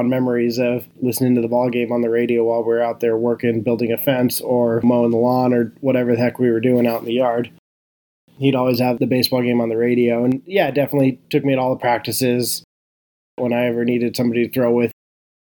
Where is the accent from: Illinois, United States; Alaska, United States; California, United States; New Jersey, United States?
California, United States; Bay Area; I'm a Bay Area guy, so those are all my teams